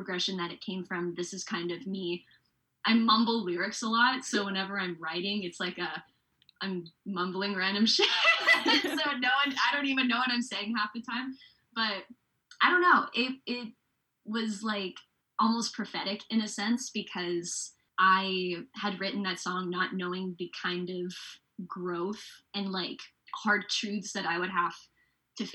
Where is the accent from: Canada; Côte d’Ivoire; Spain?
Canada; Surrey, British Columbia; now in Vancouver, Canada; based in Vancouver, BC, but I grew up around Surrey White Rock area